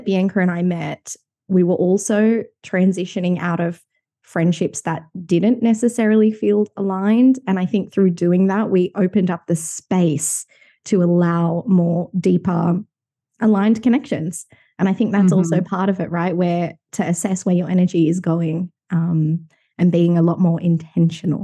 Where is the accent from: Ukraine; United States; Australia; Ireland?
Australia; Sydney, New South Wales; both growing up in Sydney.